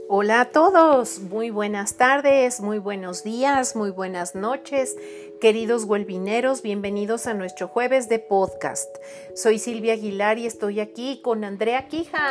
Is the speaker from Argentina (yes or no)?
no; Mexico; now in Puebla, Mexico; soy mexicana